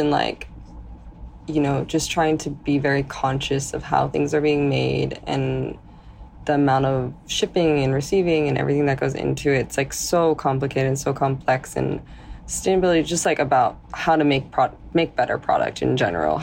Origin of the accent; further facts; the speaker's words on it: Palos Verdes, California, United States; now in New York, United States; I grew up in California in Los Angeles